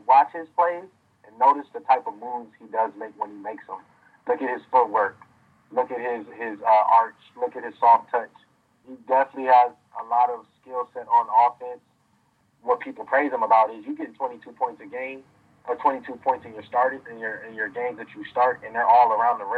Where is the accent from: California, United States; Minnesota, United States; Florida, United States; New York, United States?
Minnesota, United States; Minneapolis; also born or lived in St. Louis; I'm from Minneapolis and I want to help my city as much as I can